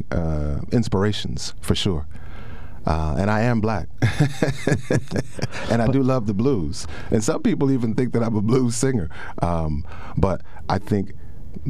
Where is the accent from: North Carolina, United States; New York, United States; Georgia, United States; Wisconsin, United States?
North Carolina, United States; moved away as an adult; also born or lived in Virginia; now in State College, United States; raised in North Carolina